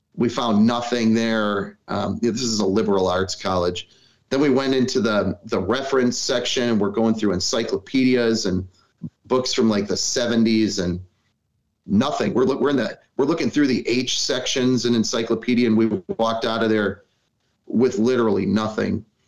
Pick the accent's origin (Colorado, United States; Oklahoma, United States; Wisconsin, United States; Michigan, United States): Wisconsin, United States; Milwaukee; I, am born in Milwaukee. Um, I've got deep roots here